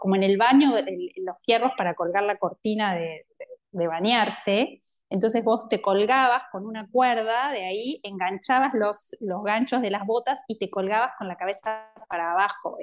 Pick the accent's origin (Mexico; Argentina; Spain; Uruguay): Uruguay; Montevideo; soy de Montevideo, eh, nací en Uruguay y crecí acá.